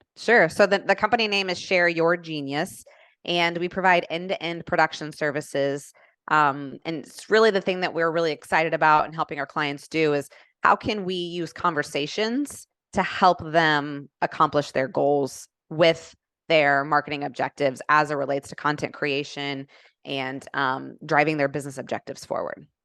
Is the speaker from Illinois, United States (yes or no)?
no; Indianapolis, Indiana, United States; moved away as an adult; now in Atlanta, United States; born and raised in Indianapolis